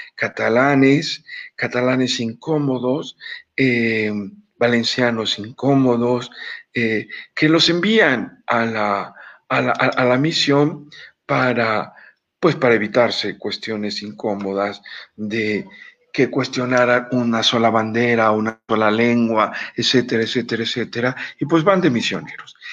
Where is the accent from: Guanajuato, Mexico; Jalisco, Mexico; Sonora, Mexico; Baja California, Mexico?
Guanajuato, Mexico; Yo soy guanajuatense